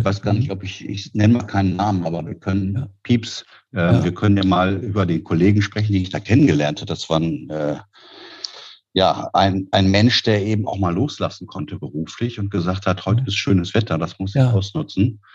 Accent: Peine, Lower Saxony, Germany; moved away as an adult; also born or lived in Neumünster / Düsseldorf; now in Berlin, Germany; ich komme aus Niedersachsen, Aha. Äh, der Stadt Peine äh, zwischen Hannover und Braunschweig

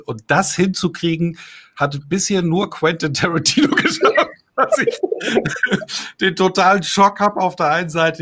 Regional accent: Bamberg, Bavaria, Germany; Hier in meiner Heimatstadt Bamberg

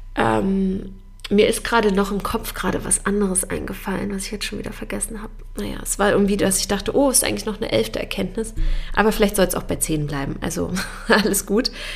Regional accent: Germany; bei uns in Deutschland

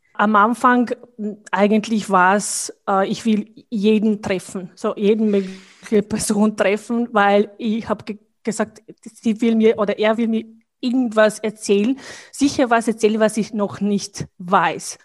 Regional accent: Bosnia & Herzegovina; German is a second language; moved away as an adult; now in Vienna, Austria; also ich komme aus Bosnien

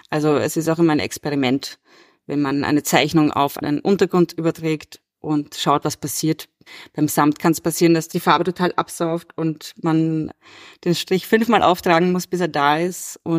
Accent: Vienna, Austria; born there; Ich bin 1988 in Wien geboren und lebe und arbeite auch hier.

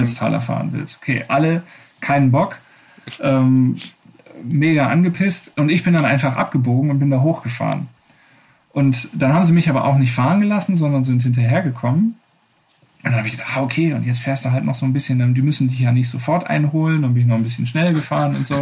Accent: Wuppertal, North Rhine-Westphalia, Germany; meine Heimatstadt Wuppertal

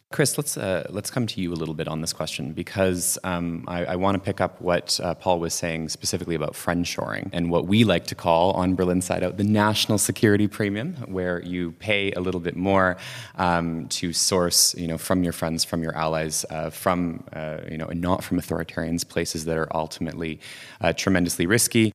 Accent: Canada; growing up in Canada at the time

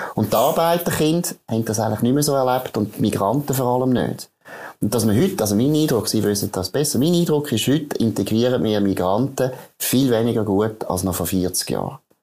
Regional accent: Switzerland; Jetzt in der Schweiz

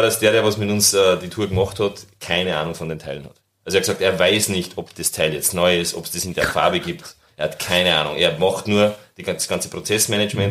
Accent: Austria; als Österreicher und Dialekt am Anfang

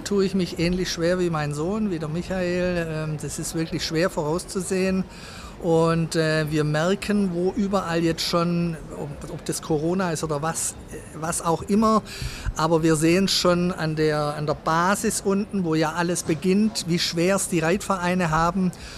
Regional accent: Sindelfingen, Baden-Württemberg, Germany; Ich bin aufgewachsen in Sindelfingen

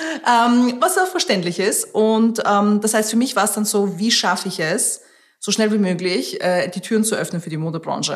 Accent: Austria; first language Russian; German is a second language; moved away as an adult; also born or lived in Tajikistan; now in London, United Kingdom; ich bin aufgewachsen in Österreich

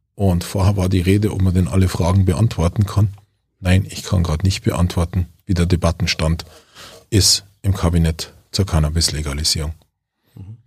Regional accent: Germany

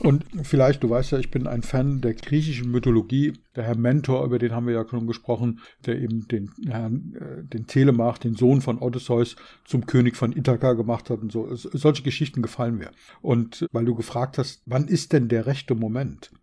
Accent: Berlin, Germany; Ich bin in Berlin geboren, wie du weißt.

